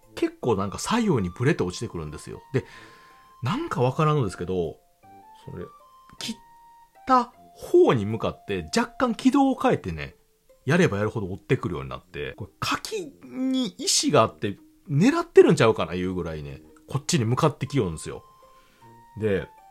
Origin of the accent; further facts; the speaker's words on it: Kansai, Japan; 私、関西人